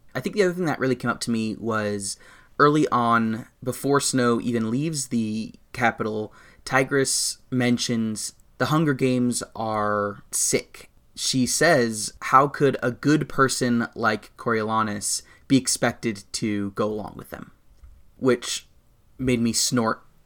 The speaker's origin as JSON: {"language": "English", "country": "United States", "said": "I'm an American."}